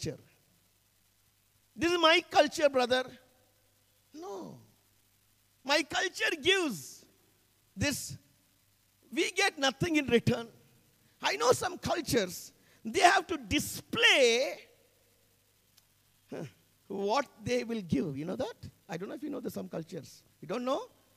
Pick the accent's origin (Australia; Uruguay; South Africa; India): India; I come from the Anglo-Indian community.